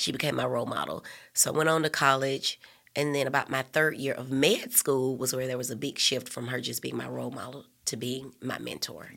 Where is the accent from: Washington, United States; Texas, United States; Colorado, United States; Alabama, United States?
Alabama, United States; Birmingham; also born or lived in Nashville, Tennessee; I grew up in West End